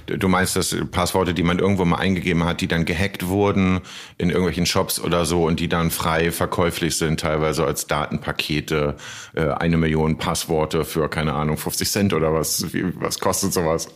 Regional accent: Hamburg, Germany; Ich als Hamburger

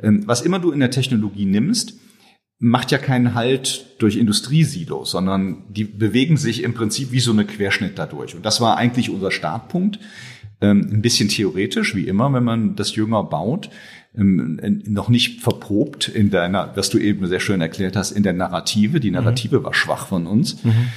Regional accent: Rhineland, Germany; ich bin Rheinländer, gebürtiger Rheinländer, ähm, hab, ähm, bin dort groß geworden

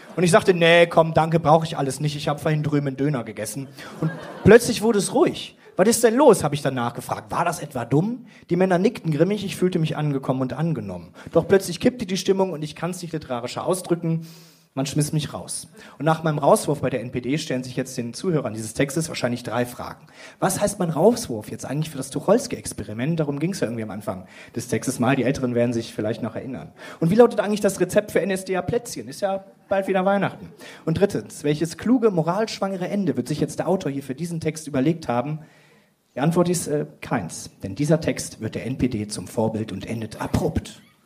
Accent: Krefeld, North Rhine-Westphalia, Germany; now in Hamburg, Germany; eigentlich komme ich aus Krefeld

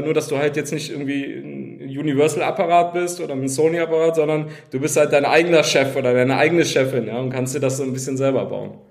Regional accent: Cologne, North Rhine-Westphalia, Germany; ich komme komm aus Köln, aus Köln

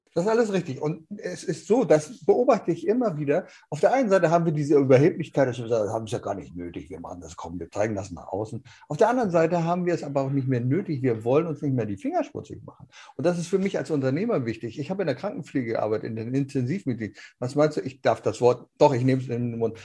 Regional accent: Germany

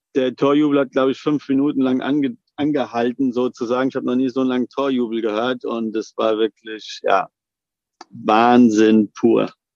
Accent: Frankfurt, Hesse, Germany; Als Frankfurter Bub

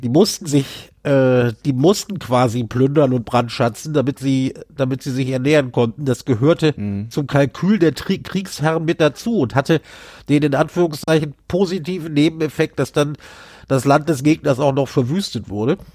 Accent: Berlin, Germany; bei uns in Berlin

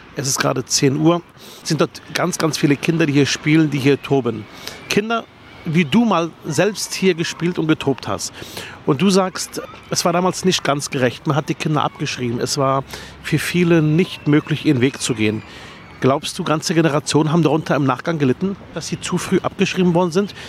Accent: Berlin, Germany; Ich bin in Herrstraße Nord aufgewachsen, in der Plattenhaussiedlung im Armenhaus Berlins

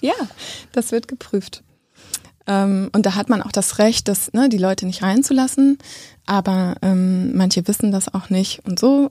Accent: Bochum, North Rhine-Westphalia, Germany; moved away as an adult; also born or lived in Witten / Frankfurt (Oder); now in Berlin, Germany; ich komme äh, aus dem Ruhrgebiet. Ich bin in Bochum und Witten aufgewachsen

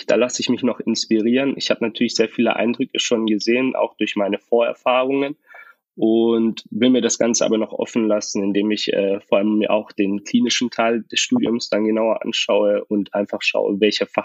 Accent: Tübingen, Baden-Württemberg, Germany; ich bin 23 Jahre jung und ich komme aus Tübingen

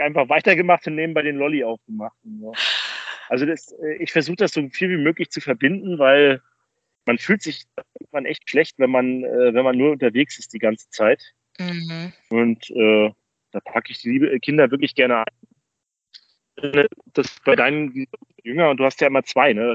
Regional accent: Rostock, Mecklenburg-Vorpommern, Germany; in meiner Heimatstadt Rostock

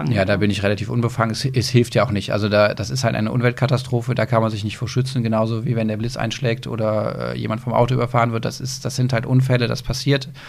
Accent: Aachen, North Rhine-Westphalia, Germany; Aber ich bin so das in Köln-Münster verwurzelt. Das ist halt meine Heimat.

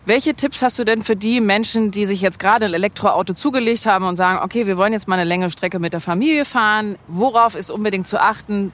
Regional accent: Hamburg, Germany; in Hamburg, da wo ich herkomme

